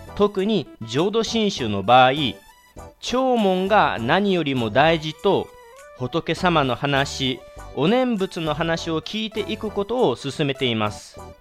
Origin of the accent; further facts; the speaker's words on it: Kagawa, Japan; 地元香川